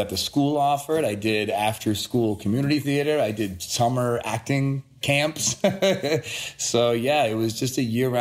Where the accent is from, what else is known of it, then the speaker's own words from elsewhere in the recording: Framingham, Massachusetts, United States; also born or lived in Boston, Massachusetts / Sudbury, Massachusetts; now in Los Angeles, United States; I was born in Boston, Massachusetts. I grew up, I lived in Framingham, a small town outside of Boston for about 10 years, and then Sudbury, another small town, through the graduation of high school